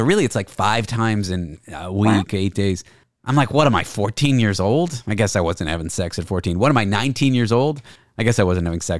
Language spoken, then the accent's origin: English; Canada; No, don't be. I'm Canadian.